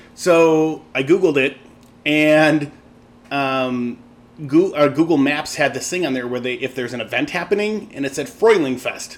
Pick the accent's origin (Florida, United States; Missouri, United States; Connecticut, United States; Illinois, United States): Illinois, United States; Chicago; growing up in Lincoln Square was a German neighborhood, and there's a bar down at the end of my parents' block